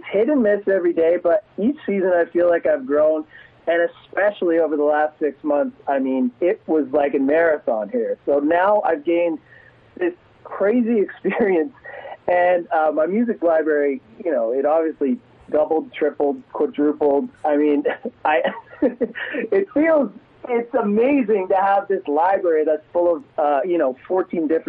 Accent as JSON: {"language": "English", "region": "Ontario", "country": "Canada", "tie": "born or raised there", "also_born_or_lived": "United States", "moved": "yes", "lives_now": "Edmonton, Canada", "said": "I was born in the States. I grew up in Ontario, but I was born in the States."}